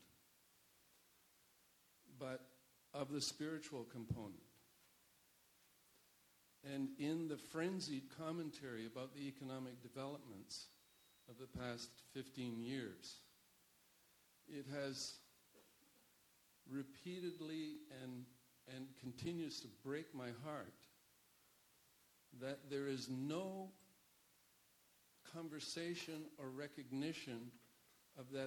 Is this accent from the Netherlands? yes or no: yes; Netherlands; also born or lived in India; now in Canada; I'm of Dutch origin. I was born in the Netherlands. So I've always had some awareness of art in a way perhaps that my fellow Canadians don't necessarily all share